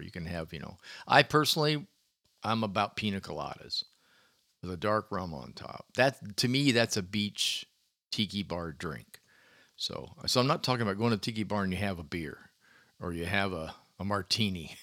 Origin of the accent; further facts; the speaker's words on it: Clearwater, Florida, United States; growing up in Clearwater o, on a beach